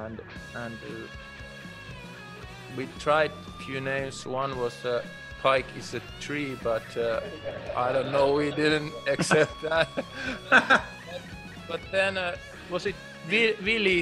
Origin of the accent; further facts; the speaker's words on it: Lapland, Finland; English is a second language; I'm from Lapland, and there we had a band, and we played in Finland